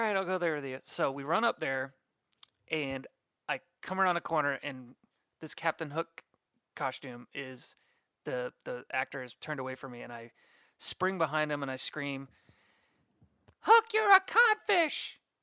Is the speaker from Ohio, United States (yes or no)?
no; Orlando, Florida, United States; right here, born and raised